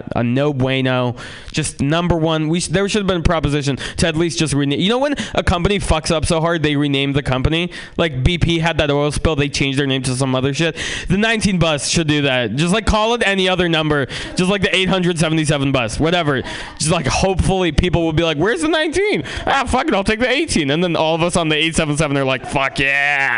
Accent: San Francisco, California, United States; also born or lived in Russia; I'm Russian, and I was born there and then moved to San Francisco

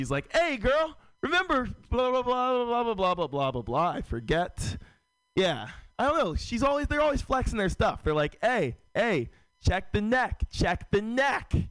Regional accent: San Francisco, California, United States; Uh, born and raised in San Francisco. San Francisco is a very white city.

